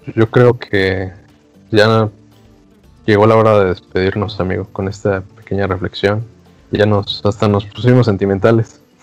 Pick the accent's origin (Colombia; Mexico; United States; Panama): Mexico